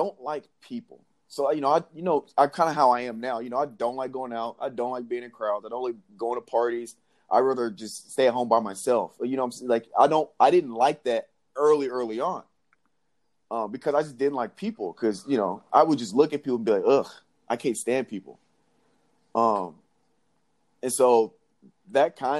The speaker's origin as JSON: {"language": "English", "town": "Nashville", "region": "Tennessee", "country": "United States", "tie": "born or raised there", "also_born_or_lived": "Jackson, Tennessee", "said": "So I was born in Jackson, Tennessee, which is like right in between Memphis and Nashville. And so I believe in or second grade, sometime along there, we moved to Nashville."}